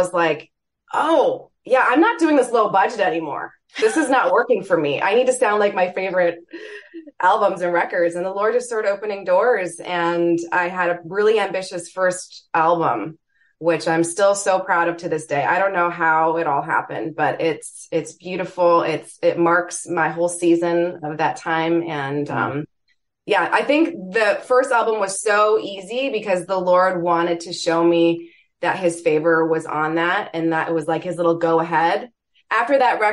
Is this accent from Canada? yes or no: yes; Toronto, Ontario, Canada; moved away as an adult; now in Michigan, United States; I hail from Toronto